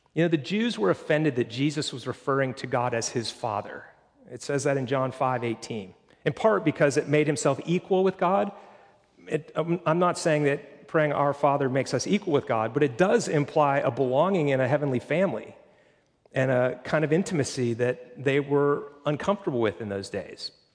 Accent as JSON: {"language": "English", "region": "Pennsylvania", "country": "United States", "tie": "born or raised there", "moved": "yes", "lives_now": "Florida, United States", "said": "I grew up in Pennsylvania"}